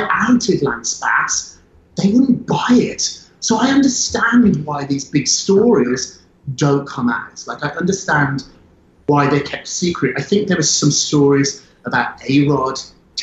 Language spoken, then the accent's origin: English; United Kingdom; moved away; I'm British. I went to school there. I grew up there.